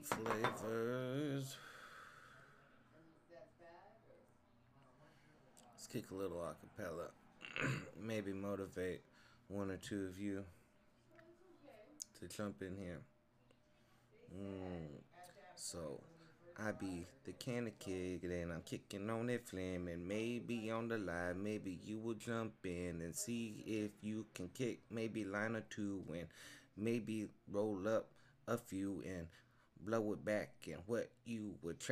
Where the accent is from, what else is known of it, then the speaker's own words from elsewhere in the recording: Phoenix, Arizona, United States; We're based out of Arizona. We're from the Saguaro State, Grand Canyon State.